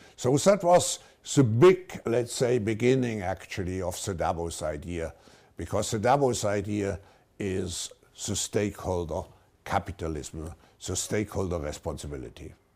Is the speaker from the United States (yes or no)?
no; Baden-Württemberg, Germany; I grew up in a, a middle-sized town just, uh, north of Switzerland in Germany.